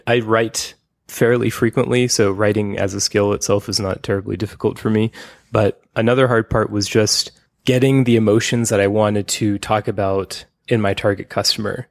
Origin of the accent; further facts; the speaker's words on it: United States; now in Taiwan; I live in Taiwan as an American.